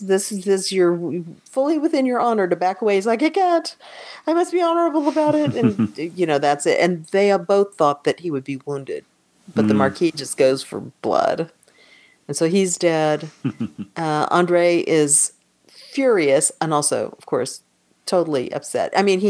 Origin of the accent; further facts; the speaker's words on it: United States; We're American.